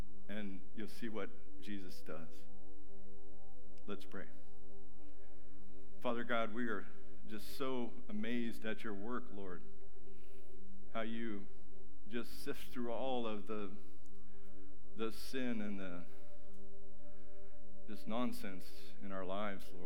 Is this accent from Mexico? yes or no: yes; Mexico; moved away; I grew up in Mexico with boats